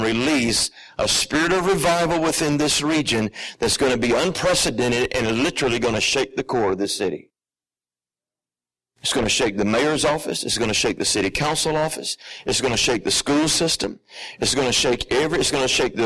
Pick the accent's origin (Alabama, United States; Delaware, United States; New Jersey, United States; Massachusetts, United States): Alabama, United States; I'm from the South, my original home place is Alabama